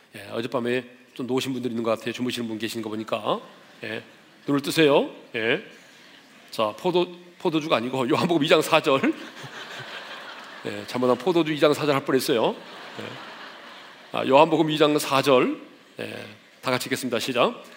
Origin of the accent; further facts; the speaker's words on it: South Korea; 우리는 이제 한국 사람이니까